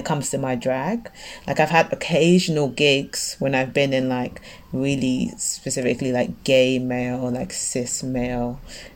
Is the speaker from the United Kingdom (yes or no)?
yes; London, United Kingdom; also born or lived in Canada; as a Londoner